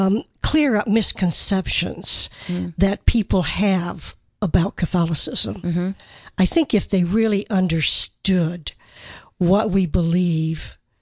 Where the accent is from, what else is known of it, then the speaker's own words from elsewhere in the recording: Michigan, United States; moved away; I'm from Michigan, yes.